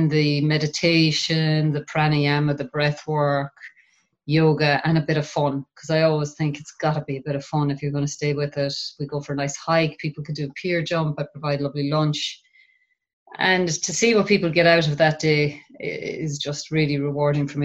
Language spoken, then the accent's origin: English; Ennis, County Clare, Ireland; now in Doolin, Ireland; I grew up in Ennis